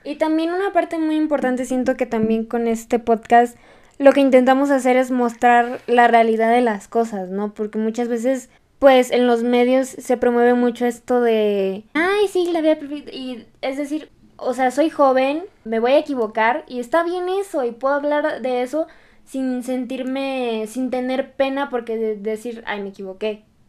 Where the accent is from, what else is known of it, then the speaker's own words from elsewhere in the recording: Mexico; nosotras en México